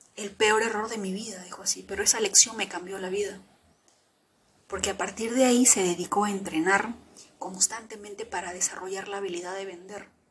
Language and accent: Spanish; Peru; yo vengo del Perú profundo